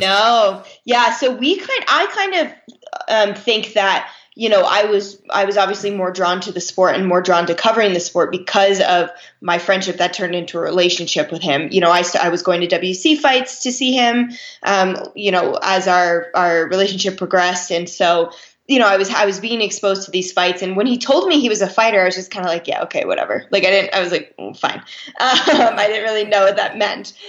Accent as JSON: {"language": "English", "area": "Lehigh Valley", "region": "Pennsylvania", "country": "United States", "tie": "born or raised there", "also_born_or_lived": "New Jersey", "said": "I'm from uh, an area in Pennsylvania, the Lehigh Valley"}